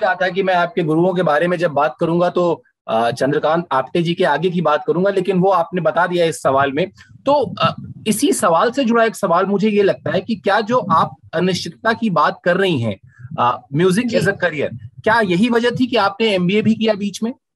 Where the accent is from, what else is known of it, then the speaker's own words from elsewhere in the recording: Allahabad, Uttar Pradesh, India; मैं भी इलाहाबाद से हूँ